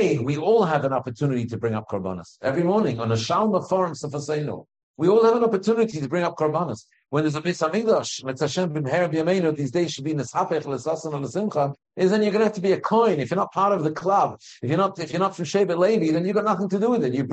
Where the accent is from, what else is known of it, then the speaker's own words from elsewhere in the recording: United Kingdom; I'm British after all.